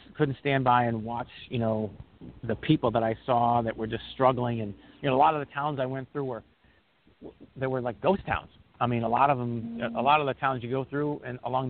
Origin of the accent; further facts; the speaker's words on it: New England, United States; I'm actually from New England